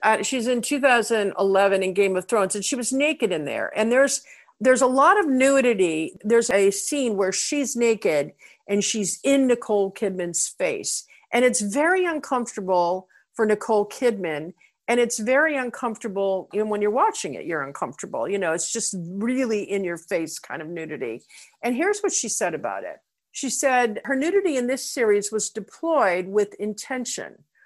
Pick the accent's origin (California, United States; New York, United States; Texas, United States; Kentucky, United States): New York, United States; New York City; I'm from New York City.